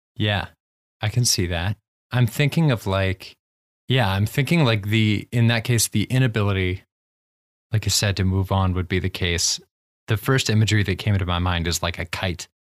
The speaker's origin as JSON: {"language": "English", "region": "Ohio", "country": "United States", "said": "we're both from Ohio"}